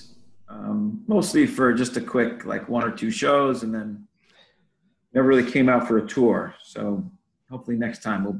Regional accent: California, United States; Even though we grew up in California

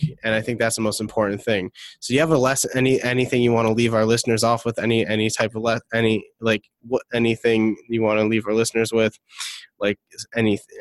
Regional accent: Detroit, Michigan, United States; I'm from Detroit

